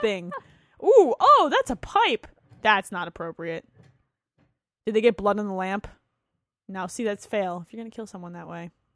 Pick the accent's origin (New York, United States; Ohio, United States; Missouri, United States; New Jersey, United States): New Jersey, United States; I grew up in New Jersey